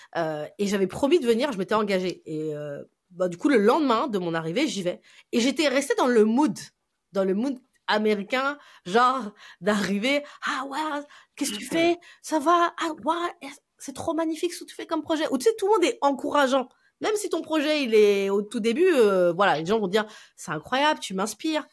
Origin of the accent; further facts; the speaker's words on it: France; je suis une Française